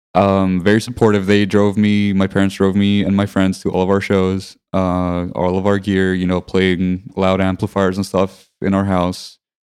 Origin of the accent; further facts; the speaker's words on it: Limassol, Limassol District, Cyprus; I grew up in Limassol, Cyprus